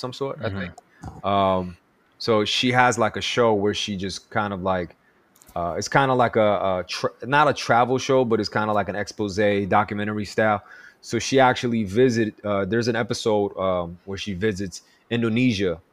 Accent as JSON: {"language": "English", "region": "New York", "country": "United States", "tie": "born or raised there", "said": "growing up in New York"}